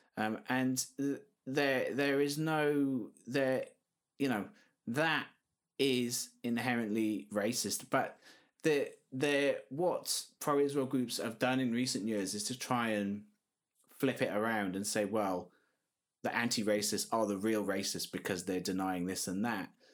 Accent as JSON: {"language": "English", "region": "South Wales", "country": "United Kingdom", "said": "I'm, I'm originally from South Wales myself."}